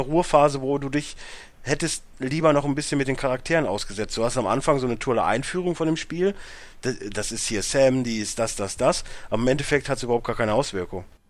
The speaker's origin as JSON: {"language": "German", "country": "Germany", "said": "als Deutscher"}